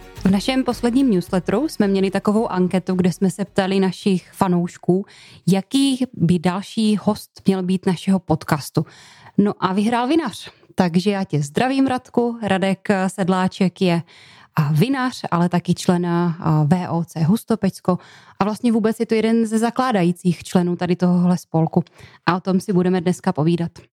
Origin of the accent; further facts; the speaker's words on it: Popice, South Moravian Region, Czechia; rodák z Popic